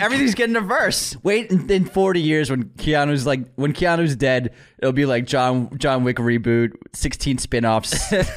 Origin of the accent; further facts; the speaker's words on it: United States; I'm American